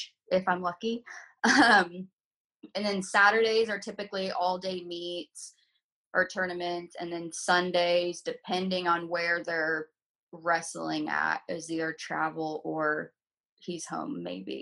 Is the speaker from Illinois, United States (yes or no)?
yes; Southern Illinois, United States; now in Indianapolis, United States; I'm from Southern Illinois